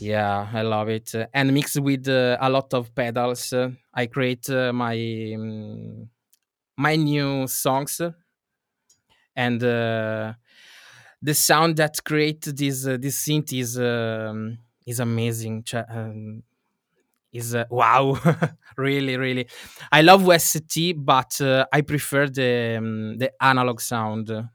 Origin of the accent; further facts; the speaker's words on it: Venice area, Veneto, Italy; I come from Italy, uh, in, uh, Venice area